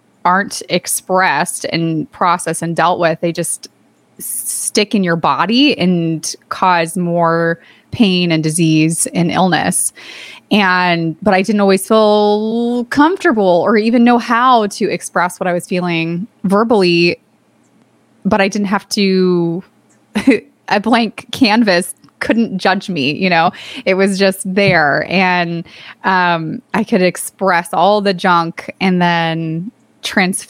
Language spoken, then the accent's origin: English; Santa Cruz, California, United States; there was an organization in my hometown in Santa Cruz, California called Jacob's Heart